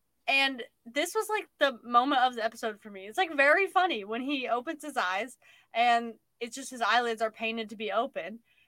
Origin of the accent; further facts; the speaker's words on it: United States; History of Canada, which there is could have used because we're American.